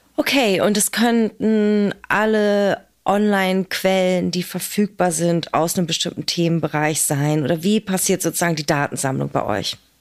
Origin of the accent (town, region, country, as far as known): Berlin, Germany; born or raised there